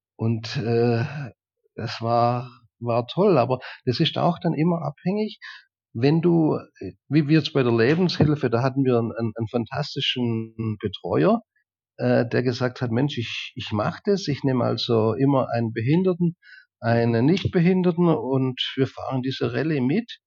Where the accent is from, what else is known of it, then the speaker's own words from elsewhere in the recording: Germany; bei uns in Deutschland